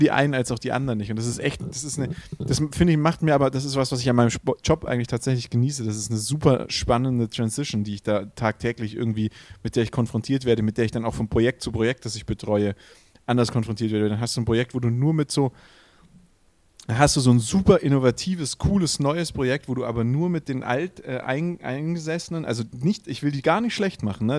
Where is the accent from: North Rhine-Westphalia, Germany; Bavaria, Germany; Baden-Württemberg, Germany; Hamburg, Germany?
Baden-Württemberg, Germany; Swabia; für mich als Schwabe